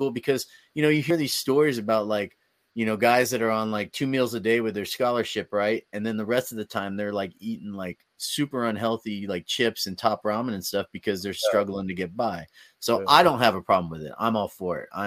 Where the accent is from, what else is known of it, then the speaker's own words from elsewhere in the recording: California, United States; from the Bay Area, so